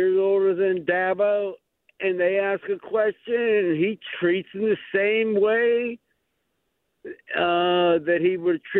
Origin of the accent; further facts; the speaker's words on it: Green Tree, Pennsylvania, United States; now in Bellevue, United States; Oh, yeah. Bellevue, I grew up in Green Tree, though. We're real close to your studio.